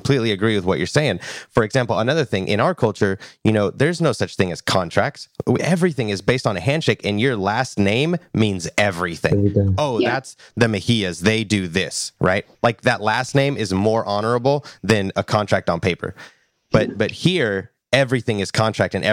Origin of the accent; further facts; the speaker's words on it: Nashville, Tennessee, United States; I was born and raised in Nashville